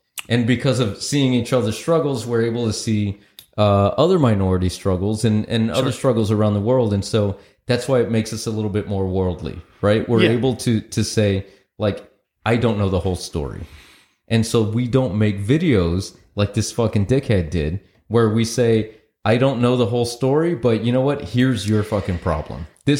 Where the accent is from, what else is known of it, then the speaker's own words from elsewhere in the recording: United States; No, I'm American.